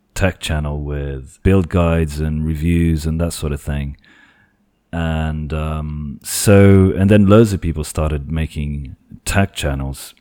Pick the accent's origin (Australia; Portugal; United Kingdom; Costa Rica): Portugal; English is a second language; I am from Portugal